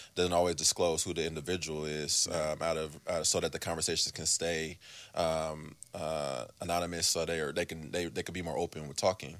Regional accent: Oakland, California, United States; I'm from the East

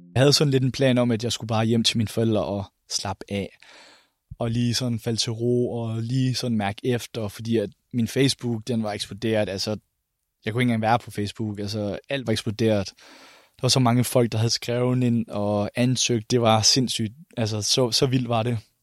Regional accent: Randers, Central Denmark Region, Denmark; hjemme i Randers

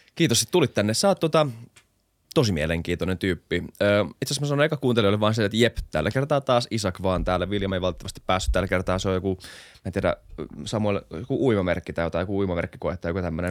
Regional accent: Finland; mä oon suomenruotsalainen

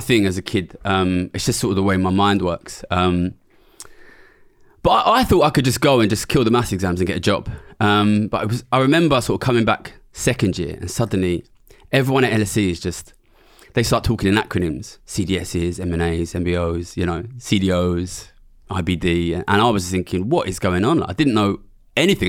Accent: London, United Kingdom; I'm from Ilford, which is a small suburb of East London.

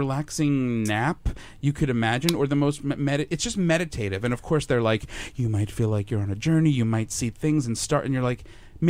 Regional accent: Long Island, New York, United States; now in Los Angeles, United States; I'm from Long Island

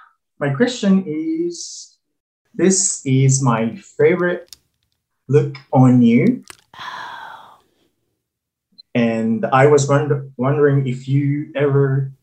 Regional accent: Okinawa, Japan; English is a second language; I was born and raised in Okinawa, Japan

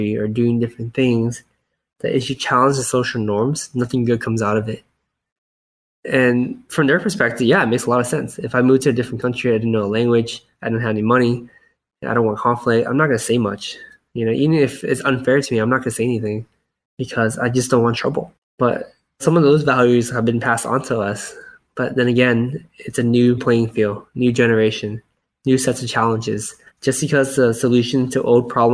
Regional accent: United States; I was born in America, but I grew up in a very Asian household where we didn't speak that much English.

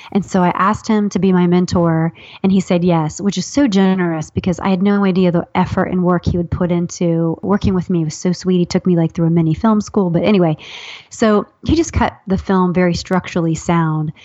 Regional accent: Ohio, United States; I'm from Ohio

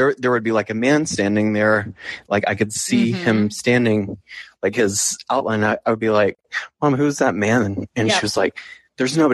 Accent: Chattanooga, Tennessee, United States; I grew up in Chattanooga, Tennessee

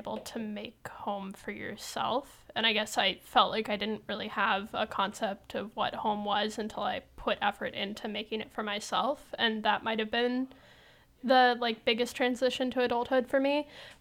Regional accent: Sacramento, California, United States; moved away as an adult; now in San Francisco, United States; I was from Sacramento

